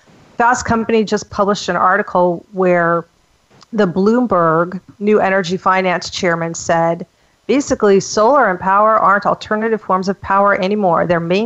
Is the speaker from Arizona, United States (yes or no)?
yes; Phoenix, Arizona, United States; now in San Diego, United States; I'm in my mid-50s. I grew up in Phoenix and pretty much a white area with mostly white people.